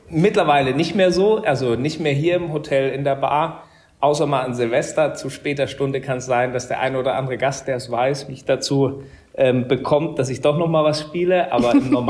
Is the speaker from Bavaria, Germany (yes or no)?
yes; Murnau am Staffelsee, Bavaria, Germany; now in Rheingau, Germany; bin gebürtiger Oberbayer tatsächlich aus dem tiefsten Süden äh, der Republik, kurz vor Garmisch-Partenkirchen aus Murnau am Staffelsee. Ähm, äh, da komme ich her, äh, da war ich zu Hause